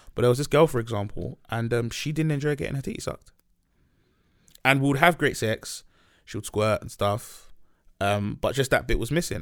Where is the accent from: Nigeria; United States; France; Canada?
Nigeria; moved away; We're both Nigerian